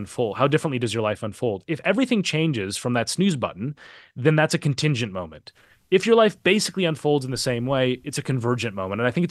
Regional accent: Minneapolis, Minnesota, United States; moved away; I grew up a couple miles away from where he was killed. I'm from Minneapolis originally.

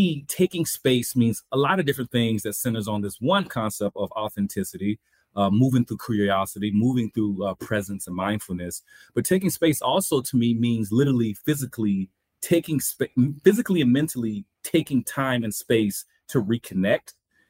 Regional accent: the South, United States; We're both from the South. I'm from the South.

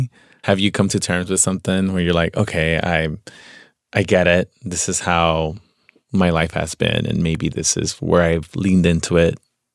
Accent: Veracruz, Mexico; now in Los Angeles, United States; And I'm like, well, I'm from Veracruz, pero vivo en Los Angeles.

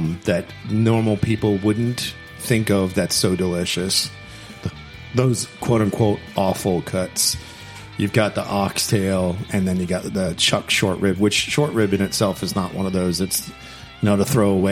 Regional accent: Miami, Florida, United States; moved away; I'm from Miami

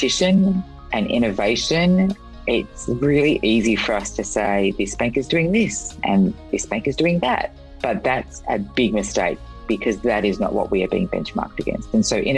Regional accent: Sydney, New South Wales, Australia; now in Los Angeles, United States; I moved to Los Angeles for it and it feels a lot like home. I'm from Sydney

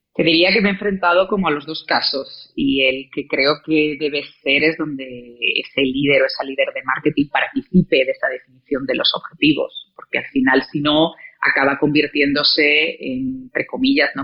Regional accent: León, Castile and León, Spain; moved away as an adult; also born or lived in Salamanca / Santiago de Chile; now in Mexico; yo nací en León

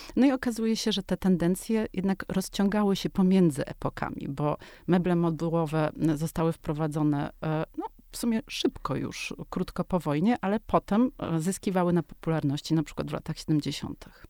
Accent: Warsaw, Masovian Voivodeship, Poland; o Ursynowie, na którym się wychowywałam w latach 80

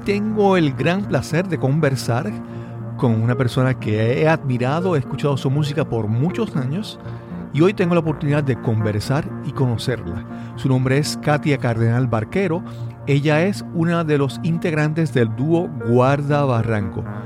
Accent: Puerto Rico

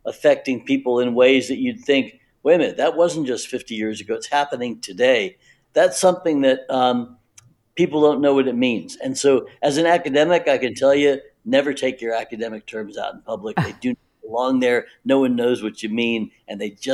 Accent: the South, United States; I grew up in the South

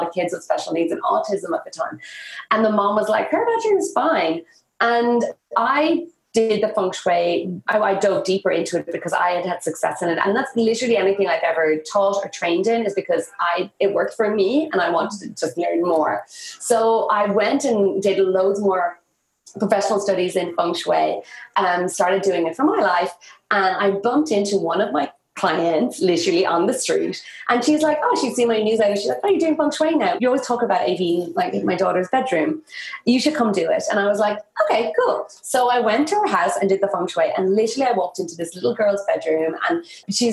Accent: Ireland; moved away as an adult; also born or lived in India; I moved back to my hometown, or I moved back to Ireland

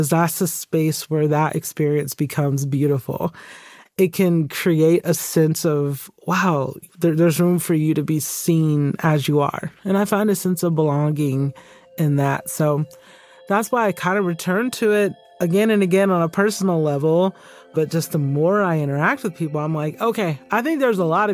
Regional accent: Stone Mountain, Georgia, United States; moved away as an adult; also born or lived in Birmingham, England; I was a kid who grew up in the town Stone Mountain, Georgia

